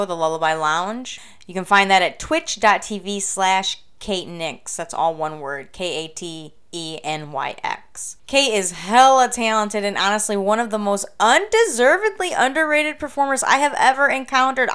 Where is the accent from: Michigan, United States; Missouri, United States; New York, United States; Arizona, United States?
Michigan, United States; Flint; I grew up in Flint, Michigan, home of the UAW, United Auto Workers, White Shirt Strike